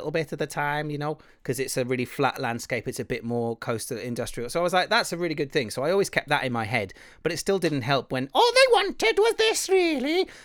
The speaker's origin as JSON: {"language": "English", "region": "Wales", "country": "United Kingdom", "accent": "Welsh", "said": "I'm like, well, this this this is my accent. I don't really have very much of a Welsh accent."}